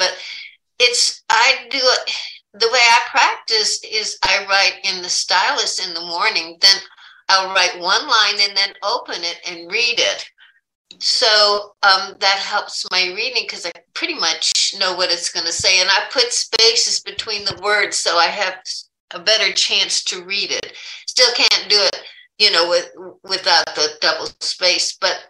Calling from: Sarasota, Florida, United States; No, Marsha, I'm from Sarasota, Florida.

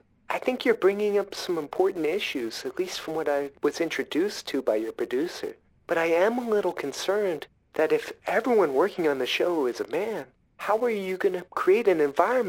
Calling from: New York, United States; Oh, I live in upstate New York.

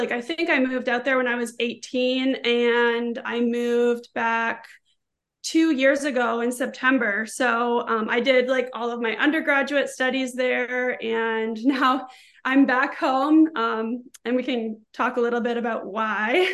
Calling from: St. Thomas, Ontario, Canada; Yeah, I'm calling in from Southern Ontario. So I'm in St. Thomas, actually. Um, so it's a couple hours south of Toronto.

